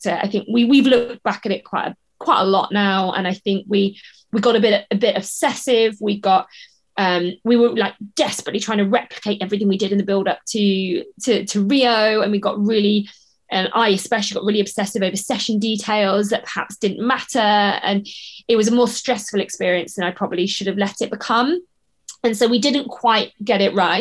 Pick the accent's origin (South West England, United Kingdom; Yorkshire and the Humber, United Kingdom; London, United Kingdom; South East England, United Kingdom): South West England, United Kingdom; the Southwest; moved away as an adult; also born or lived in Leeds; We're both from the Southwest regionally